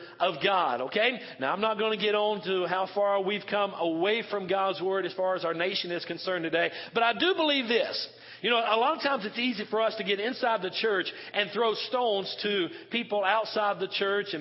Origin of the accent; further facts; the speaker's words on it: Western North Carolina, United States; moved away; I'm from Western North Carolina. I'm from the South and kind of almost the Bible Belt there